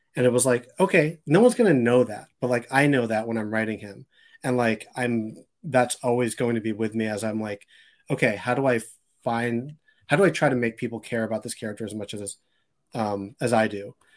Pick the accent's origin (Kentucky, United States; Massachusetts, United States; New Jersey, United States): Massachusetts, United States; Boston; also born or lived in Randolph; I grew up in, in Boston